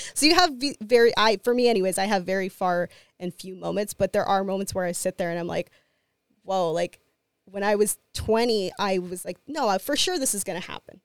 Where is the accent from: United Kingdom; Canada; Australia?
Canada; Winnipeg, Manitoba; I'm a Latina, I'm from Winnipeg